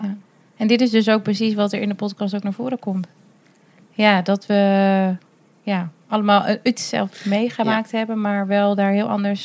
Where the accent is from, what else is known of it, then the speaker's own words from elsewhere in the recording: Drenthe, Netherlands; Ik ben zelf opgegroeid in Drenthe.